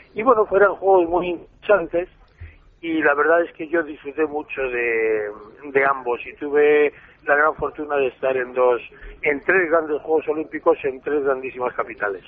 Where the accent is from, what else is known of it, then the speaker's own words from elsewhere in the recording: Spain; siendo español